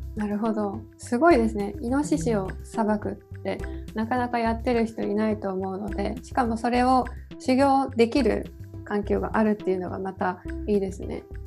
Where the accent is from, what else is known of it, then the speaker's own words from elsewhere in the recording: Hiroshima, Japan; 広島の出身